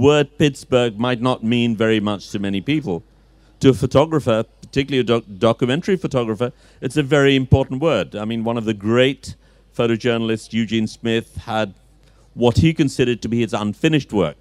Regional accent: Dhaka, Dhaka Division, Bangladesh; I'm a Dhakaite, but I've never lived in Old Dhaka as such

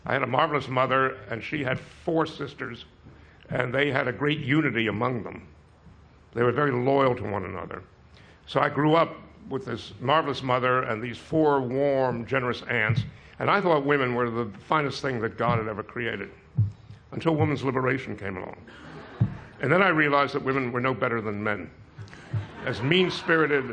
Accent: New York City, New York, United States; I was from Brooklyn.

